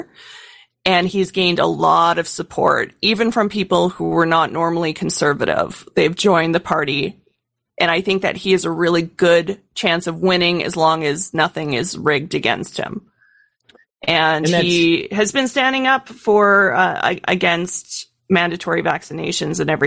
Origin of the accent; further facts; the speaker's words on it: Canada; as a Canadian